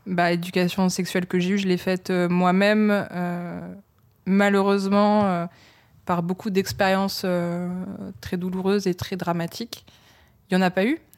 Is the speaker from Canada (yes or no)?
no; Lille, Hauts-de-France, France; je suis née à Lille donc euh, d'un père qui vient d'Abbeville et d'une mère de Maubeuge